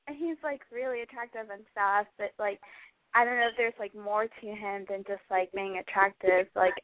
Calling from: Texas, United States; I'm 18, and I'm from Texas.

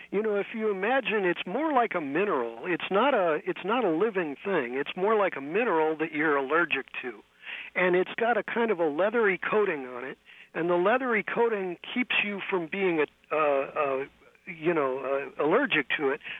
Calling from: San Francisco, California, United States; Oh, well, I'm calling you from almost foggy San Francisco

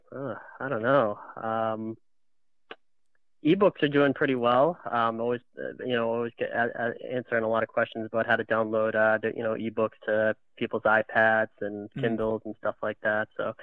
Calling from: Chelmsford, Massachusetts, United States; Chelmsford, Massachusetts.

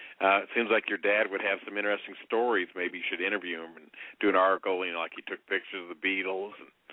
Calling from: Indiana, United States; again in Indiana, 52.

